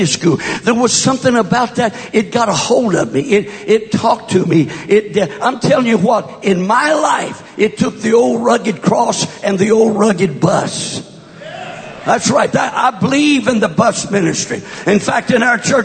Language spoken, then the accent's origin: English; West Texas, United States; moved away; also born or lived in California; born and raised in my formative years in West Texas, not East Texas